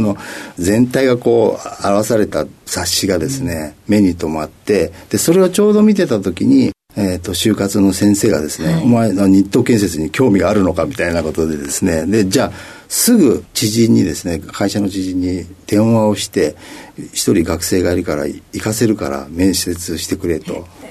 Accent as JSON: {"language": "Japanese", "region": "Tokyo", "country": "Japan", "tie": "born or raised there", "said": "東京都の練馬区になります"}